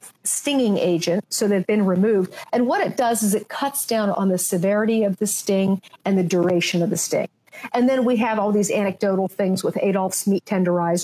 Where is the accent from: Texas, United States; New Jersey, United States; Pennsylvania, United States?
Pennsylvania, United States; Pittsburgh; moved away; I'm from Pittsburgh